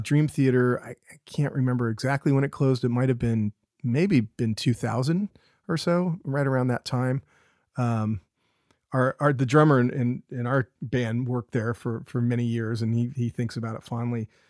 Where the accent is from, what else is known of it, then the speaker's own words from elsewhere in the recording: Carmel Valley, California, United States; I grew up here, uh, on the Monterey Peninsula, uh, specifically in Carmel, Carmel Valley